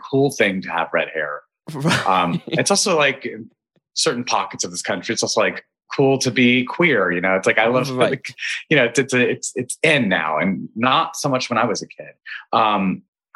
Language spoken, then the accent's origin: English; Albuquerque, New Mexico, United States; moved away; I grew up in Albuquerque, New Mexico, and it was hot.